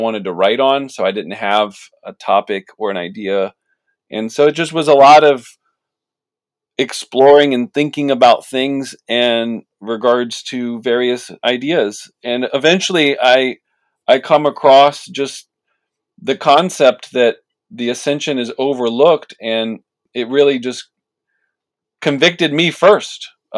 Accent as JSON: {"language": "English", "town": "Washington", "region": "District of Columbia", "country": "United States", "also_born_or_lived": "Palatine, Illinois", "moved": "yes", "lives_now": "Chicago, United States", "said": "I'm originally from the Washington, D.C. area"}